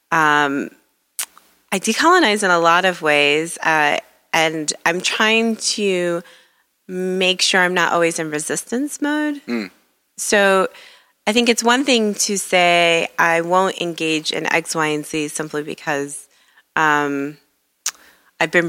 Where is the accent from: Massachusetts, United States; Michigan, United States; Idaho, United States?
Michigan, United States; Detroit; You know, I'm I'm embarrassed to say that growing up in Detroit, I was not given the best impression of Upper Michigan.